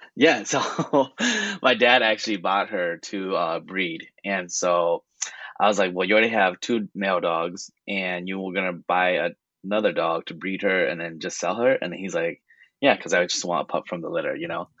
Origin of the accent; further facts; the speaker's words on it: California, United States; moved away; I was born in California